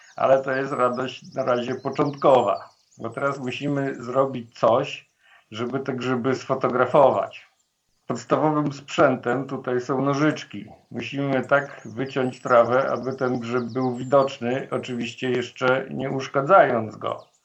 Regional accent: Włodawa, Lublin Voivodeship, Poland; jestem urodzony na wschodnich rubieżach Polski we Włodawie i lasy były wokół mnie od maleńkości

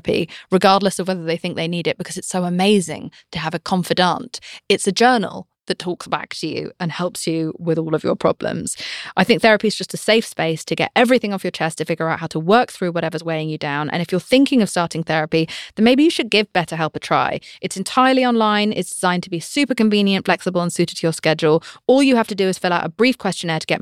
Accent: United Kingdom; I'm British

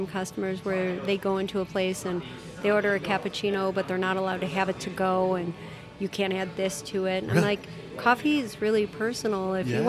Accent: Chicago, Illinois, United States; now in Arizona, United States; I grew up in Chicago. I grew up in a small town in Chicago. You knew everybody.

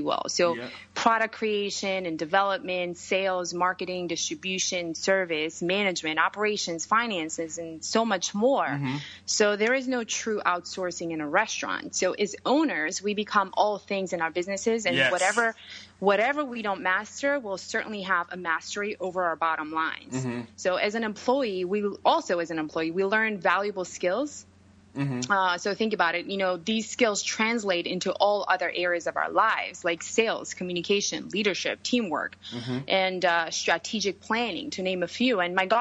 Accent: Georgia; English is a second language; moved away as an adult; also born or lived in New York City; now in United States; I grew up in Europe, country named Georgia

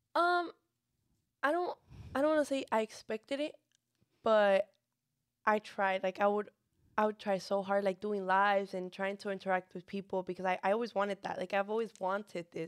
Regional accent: Monterrey, Nuevo León, Mexico; now in San Antonio, United States; I was born in Monterrey, Nuevo León

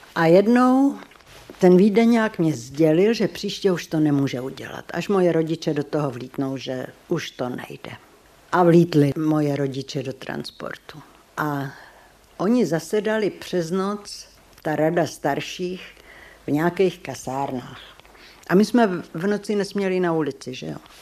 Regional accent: Červený Kostelec, Hradec Králové Region, Czechia; z Červeného kostelce

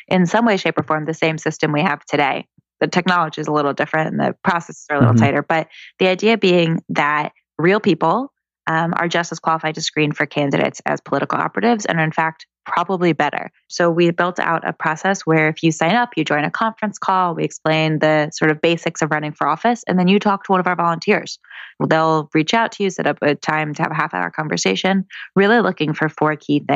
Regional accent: Fairfax, Virginia, United States; moved away as an adult; also born or lived in Chicago; I grew up in Virginia

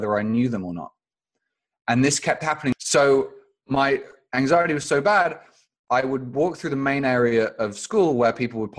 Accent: London, United Kingdom; also born or lived in Phoenix, Arizona, United States; I moved to London when I was about 2 weeks old

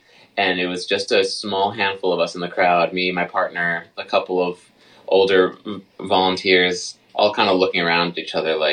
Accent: Belfast, Maine, United States; moved away as an adult; also born or lived in New Jersey / New York / Michigan; So I'm from Maine originally, from Belfast, Maine

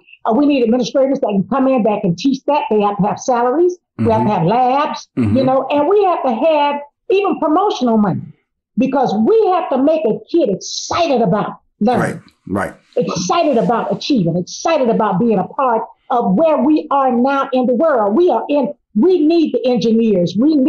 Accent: Miami, Florida, United States; I remember in 1968 when I graduated here in Miami, because I was raised in Miami, all my friends that went off to college, they went to FAMU and Cookman.

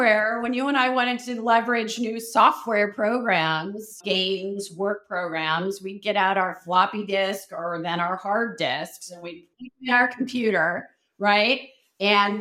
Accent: Chicago, Illinois, United States; moved away as an adult; also born or lived in New York / San Francisco; grew up most of my life in Chicago, moved out east to New York to go to undergrad at Syracuse University

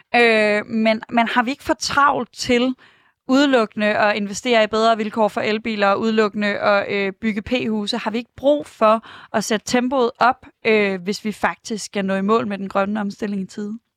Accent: Aarhus, Central Denmark Region, Denmark; now in Brøndshøj, Denmark; Jeg er selv fra Aarhus

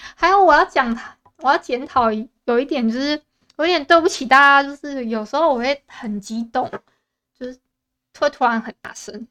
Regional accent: Taiwan; 我不是福建人，我是台湾人

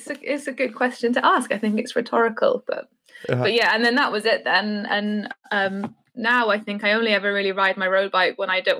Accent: West Wales, United Kingdom; moved away as an adult; now in Bristol, United Kingdom; I live in Bristol in the UK, but I'm originally from West Wales.

